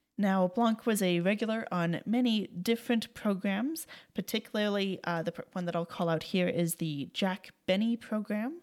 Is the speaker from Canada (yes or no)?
yes; Canada; As a Canadian